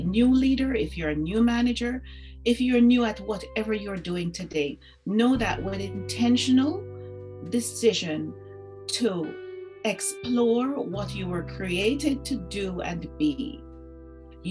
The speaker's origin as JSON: {"language": "English", "country": "Jamaica", "tie": "born or raised there", "said": "growing up in Jamaica"}